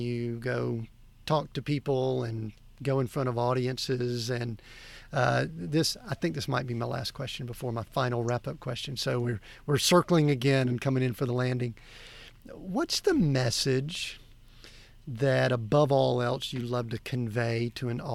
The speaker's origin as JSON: {"language": "English", "region": "Georgia", "country": "United States", "said": "I'm from Georgia, somewhere in the South"}